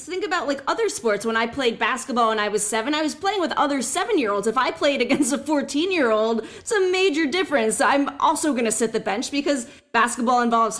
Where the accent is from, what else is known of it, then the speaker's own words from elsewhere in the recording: New Jersey, United States; I'm from New Jersey, too